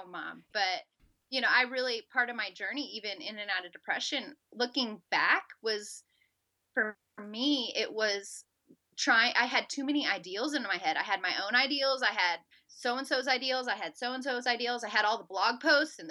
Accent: Southern California, United States; moved away as an adult; also born or lived in Auburn, Alabama / Jacksonville, Florida; now in Harrodsburg, United States; I grew up in Southern California

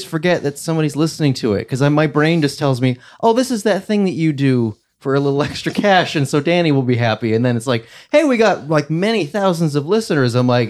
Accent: United States; That is my opinion as an American. As an entitled American.

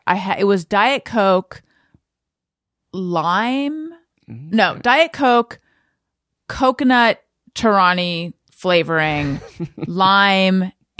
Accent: California, United States; Orange County, California.

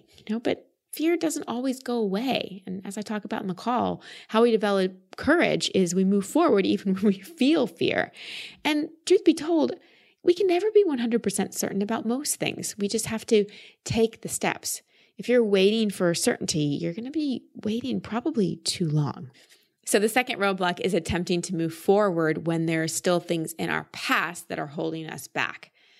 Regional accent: Dallas, Texas, United States; It's actually my hometown. I've just lost the accent over time. We moved to Dallas when I was like 2 years old, so I've always called Texas home.

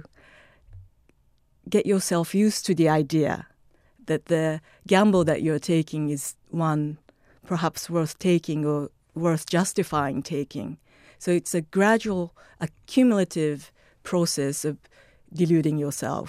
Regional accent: Tokyo, Japan; Tokyo. I was born and raised

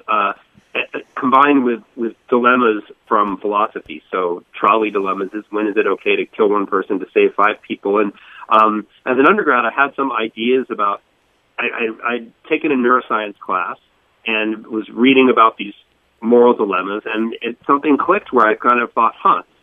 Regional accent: Boca Raton, Florida, United States; moved away as an adult; also born or lived in Northeast United States; I grew I grew up in in Florida. Um, in Boca Raton, went, went to school in, in Fort Lauderdale

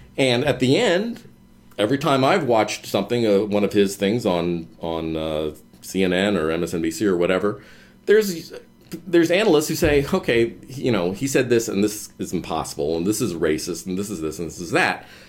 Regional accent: Cincinnati, Ohio, United States; moved away as an adult; also born or lived in Chicago; I grew up in Cincinnati

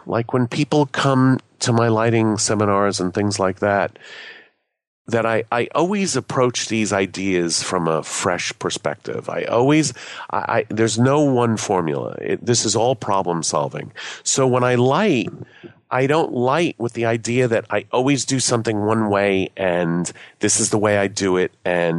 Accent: Boston, Massachusetts, United States; I came from Boston as a photojournalist.

